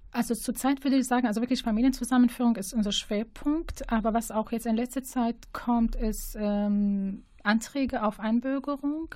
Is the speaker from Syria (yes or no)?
yes; Syria; now in Münster, Germany; ich bin aus Syrien